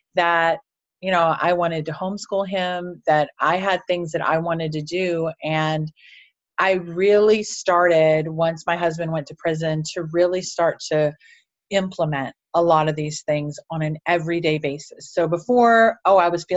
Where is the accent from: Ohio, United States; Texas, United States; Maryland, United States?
Ohio, United States; Cleveland; I'm actually from Cleveland, Ohio, and up until about 19 years old, I had just been banged around